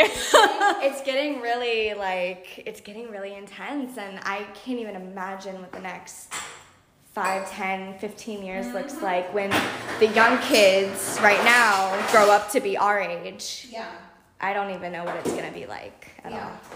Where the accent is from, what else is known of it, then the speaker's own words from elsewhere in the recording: close to Miami, South Florida, United States; growing up in Florida my whole life, but for the majority of it in South Florida, especially close to Miami